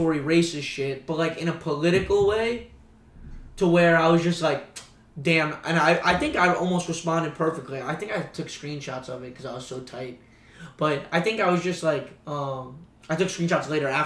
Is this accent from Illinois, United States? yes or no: no; Broward County, South Florida, United States; moved away as an adult; now in Jacksonville, United States; I grew up back home in South Florida